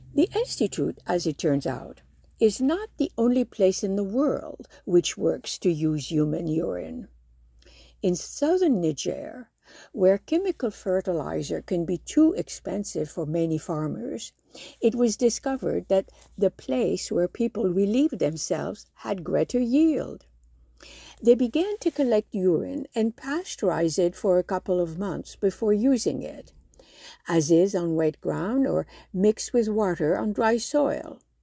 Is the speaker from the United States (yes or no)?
no; Morocco; moved away; growing up in Morocco, a while back